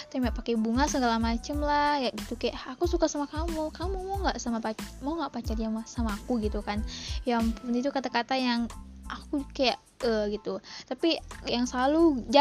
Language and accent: Indonesian; Riau, Indonesia; dan gue berasal dari Provinsi Riau, Riau dan gue masih seorang pelajar. Umur gue masih 17 tahun